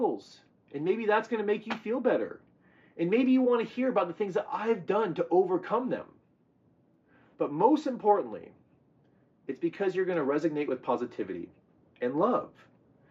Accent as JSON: {"language": "English", "region": "California", "country": "United States", "tie": "born or raised there", "also_born_or_lived": "the American South", "said": "I was born in the South, but I was raised here in California under the sun and the sea"}